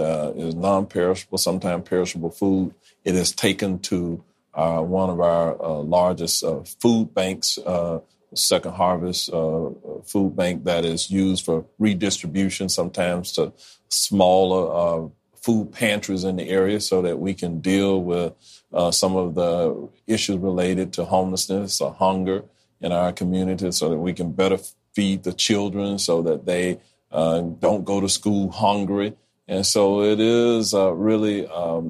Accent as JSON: {"language": "English", "town": "Orlando", "region": "Florida", "country": "United States", "tie": "born or raised there", "said": "growing up in Orlando"}